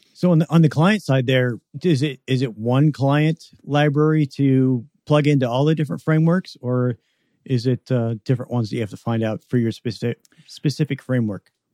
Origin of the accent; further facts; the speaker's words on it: Western Washington, United States; moved away; where I grew up in Western Washington